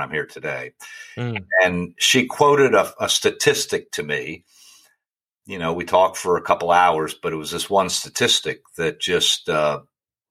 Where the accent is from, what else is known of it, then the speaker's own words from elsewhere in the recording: Richmond, Virginia, United States; moved away as an adult; now in St. Louis, United States; I'm from Richmond, Virginia, originally